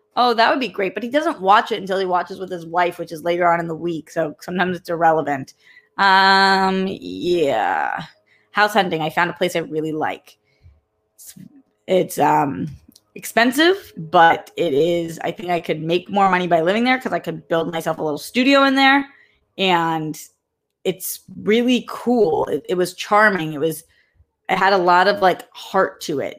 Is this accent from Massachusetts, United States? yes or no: yes; Boston, Massachusetts, United States; I'm from Boston